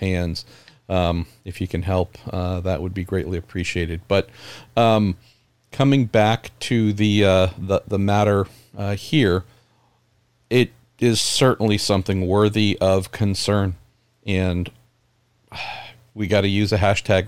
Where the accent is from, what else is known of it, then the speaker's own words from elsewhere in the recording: San Francisco Bay Area, California, United States; my home state of California and where I'm from here in the San Francisco Bay Area